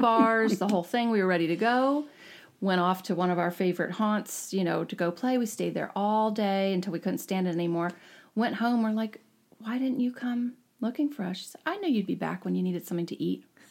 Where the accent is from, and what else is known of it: Jacksonville, Florida, United States; born or raised there; moved away; also born or lived in Bucks County, Pennsylvania / Ithaca, New York / Woodstock, New York / New Jersey